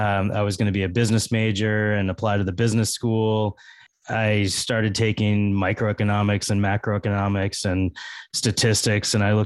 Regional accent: Massachusetts, United States; also born or lived in Fort Lauderdale, Florida / Metairie, Louisiana; I'm from Massachusetts.

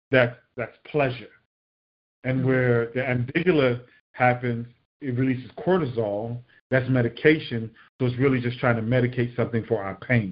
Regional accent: Miami, Florida, United States; growing up in Miami

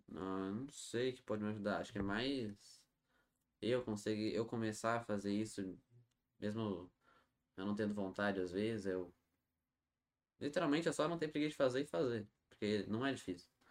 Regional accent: Nova Petrópolis, Rio Grande do Sul, Brazil; also born or lived in Novo Hamburgo; Eu nasci em Novo Hamburgo, mas nunca morei lá, só nasci no hospital mesmo. Sem morei em Nova Petrópolis

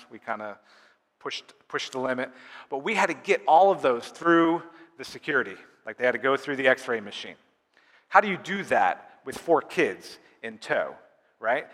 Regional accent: United States; also born or lived in Uganda; us Americans, we take a lot of pride in being American

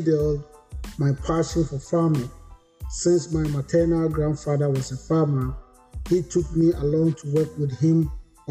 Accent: Koforidua, Eastern Region, Ghana; moved away as an adult; now in United States; My maternal family settled at Kofodia in the Eastern region, and that is where I was born and lived.

